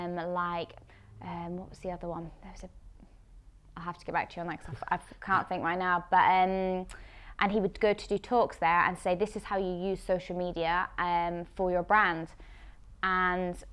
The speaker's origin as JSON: {"language": "English", "town": "Edinburgh", "region": "Scotland", "country": "United Kingdom", "tie": "born or raised there", "also_born_or_lived": "England / London / Amsterdam", "said": "I moved up to Edinburgh when I was about 10, 11"}